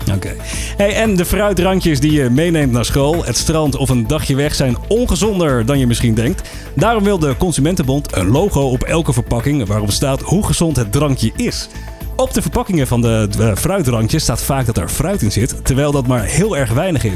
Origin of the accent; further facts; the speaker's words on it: Netherlands; zijn wij als Nederlanders